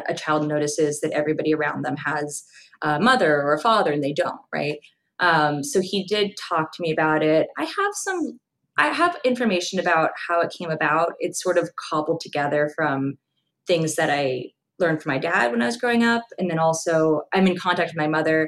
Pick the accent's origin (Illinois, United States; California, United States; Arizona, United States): California, United States; Los Angeles; I grew up in Los Angeles